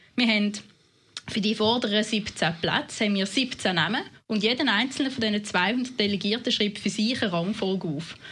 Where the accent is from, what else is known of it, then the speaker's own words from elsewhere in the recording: Winterthur, Zurich, Switzerland; accent: Zurich dialect; also born or lived in Basel-Landschaft; als Neunjährige auf Winterthur kommt, in, im Kanton Zürich, tun man relativ schnell den Dialekt anpassen